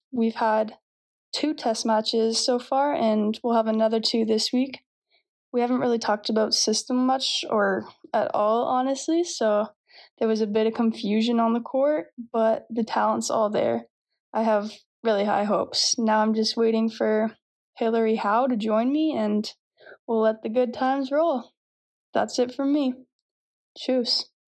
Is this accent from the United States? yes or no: no; Chester, Nova Scotia, Canada; moved away as an adult; also born or lived in Halifax, Nova Scotia; now in Ponta Delgada, Portugal; I am a setter from Chester, Nova Scotia, and I played at Dalhousie University last year